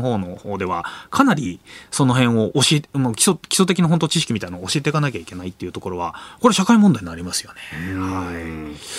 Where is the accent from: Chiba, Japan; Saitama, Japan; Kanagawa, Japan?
Kanagawa, Japan; Yokosuka; 地元のわれわれのね地元の横須賀